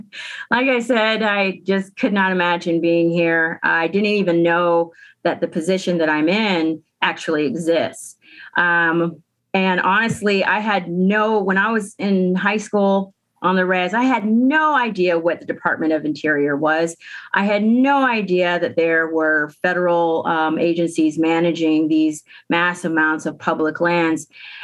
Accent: Tuba City, Arizona, United States; I am from Tuba City, Arizona. Tuananasdeze, and if there's any Navajos listening, hi, I'm from Tuba City. And so I grew up in Tuba.

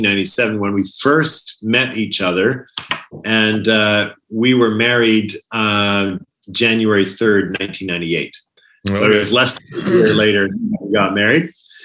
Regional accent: Burnaby, British Columbia, Canada; also born or lived in Netherlands / United Kingdom; now in Birmingham, United Kingdom; we emigrated to Vancouver, where my dad served as a missionary to sailors in the port of Vancouver. So I did most of my growing up in the Vancouver area, actually Burnaby.

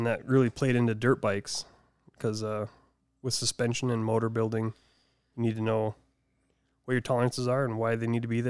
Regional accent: Deadwood, South Dakota, United States; also born or lived in Boise, Idaho; No, I was born and raised in Deadwood.

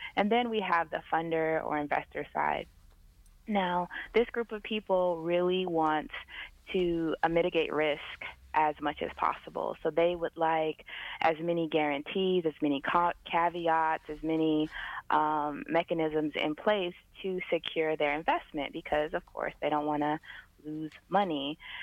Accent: San Diego, California, United States; I'm originally from San Diego, California

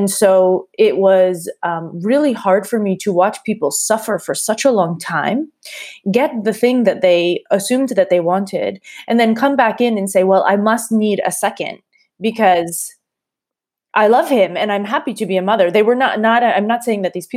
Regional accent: Massachusetts, United States; moved away as an adult; also born or lived in Warsaw / Prague / Manhattan; now in New York, United States; I grew up in Massachusetts

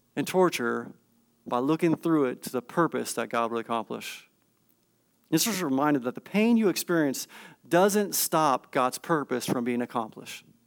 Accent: California, United States; I grew up in Cin-, California, spent several years in Northern California in the midst of the redwood trees

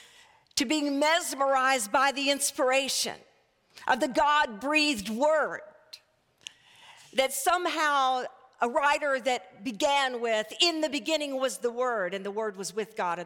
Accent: Arkadelphia, Arkansas, United States; moved away; also born or lived in Houston, Texas; I was raised in First Baptist Church of Arkadelphia, Arkansas

